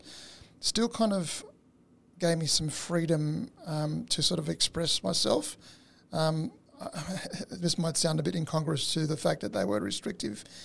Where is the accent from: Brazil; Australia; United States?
Australia; born or raised there; first language Italian; English is a second language